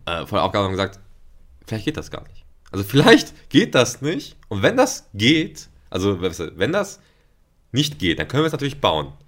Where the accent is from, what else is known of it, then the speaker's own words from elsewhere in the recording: Ruhr area, North Rhine-Westphalia, Germany; moved away as an adult; also born or lived in Paderborn / Bielefeld / Hanover; ich komme aus dem Ruhrgebiet und im Ruhrgebiet äh, bin ich zwar aufgewachsen